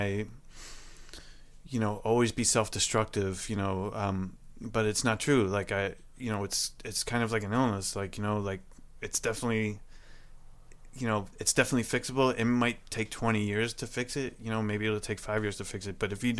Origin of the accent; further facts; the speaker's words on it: Camden, New Jersey, United States; I was born in Camden, New Jersey, at a hospital there